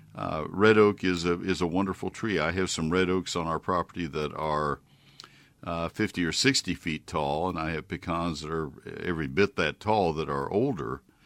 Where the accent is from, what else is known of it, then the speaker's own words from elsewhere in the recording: Brazos County, Texas, United States; I grew up in Brazos County